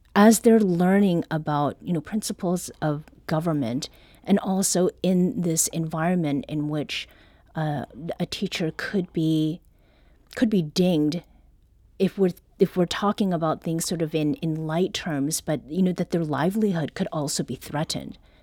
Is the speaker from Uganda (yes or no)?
no; Canada; now in United States